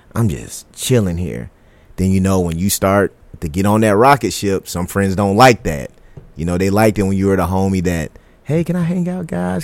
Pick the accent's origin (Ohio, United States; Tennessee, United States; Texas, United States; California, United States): Texas, United States; Killeen; moved away as an adult; now in Dallas, United States; I grew up in Killeen, Texas